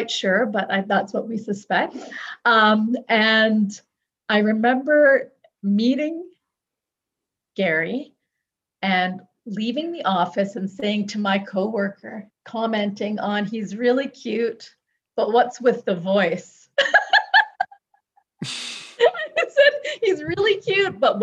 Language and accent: English; Toronto, Ontario, Canada; I was born and raised in Toronto.